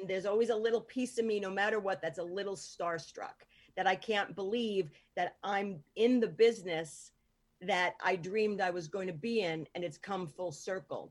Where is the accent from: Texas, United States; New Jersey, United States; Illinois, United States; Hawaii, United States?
New Jersey, United States; Hoboken; also born or lived in North Bergen, New Jersey; I grew up in like Hoboken